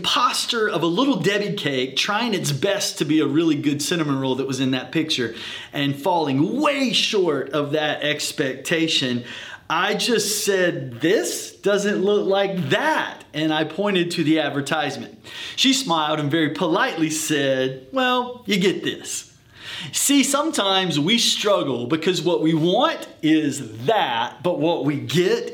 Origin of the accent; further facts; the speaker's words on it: the South, United States; I'm from the South